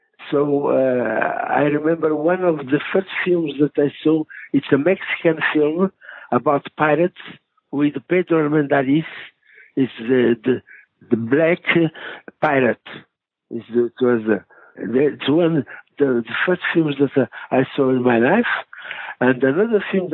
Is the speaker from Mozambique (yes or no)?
yes; Mozambique; English is a second language; moved away; I grew up in Mozambique, in Portuguese Africa colony.